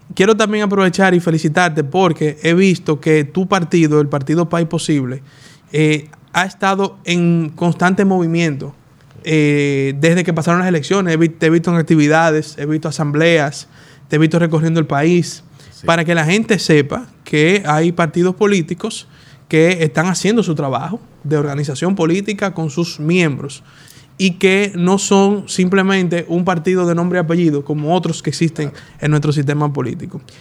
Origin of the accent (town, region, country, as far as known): Dominican Republic